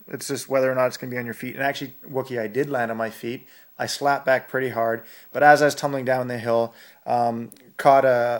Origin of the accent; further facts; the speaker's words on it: Alberta, Canada; Yeah, I'm from Northern Alberta, so I was screaming.